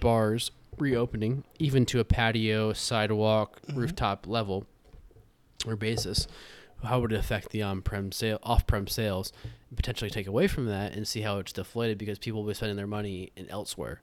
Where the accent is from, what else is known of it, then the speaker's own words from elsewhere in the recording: Iowa, United States; now in Chicago, United States; I'm a kid from Iowa